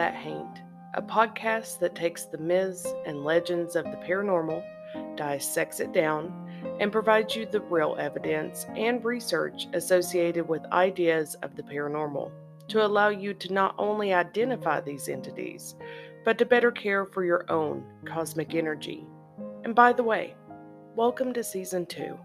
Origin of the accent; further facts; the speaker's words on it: Eastern Kentucky, United States; my hometown and area of Eastern Kentucky